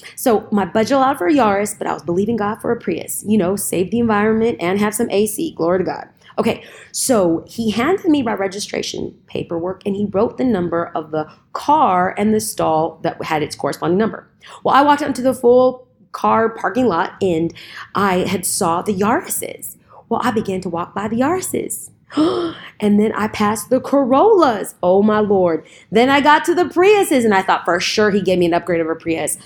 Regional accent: California, United States; I'm from California

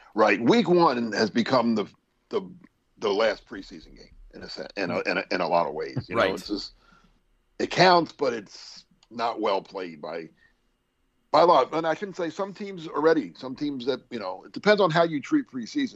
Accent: Philadelphia, Pennsylvania, United States; I'm coming from Philly

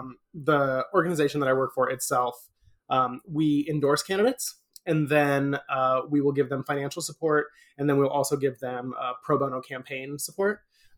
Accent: Aurora, Colorado, United States; moved away as an adult; now in Orlando, United States; Aurora, technically, but I always say Denver because people know where Denver is, and Aurora is just a suburb that's like 20 minutes

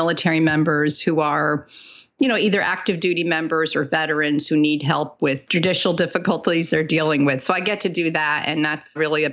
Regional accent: Bergen County, Northern New Jersey, United States; moved away as an adult; also born or lived in New York City / all over America; I was born and raised in New Jersey

